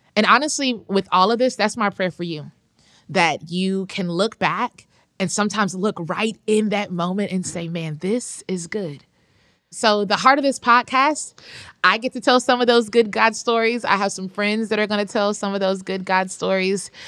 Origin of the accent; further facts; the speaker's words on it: Atlanta, Georgia, United States; I'm from Atlanta. I said the second T just for the listeners. those of us who are from there, it's Atlanta.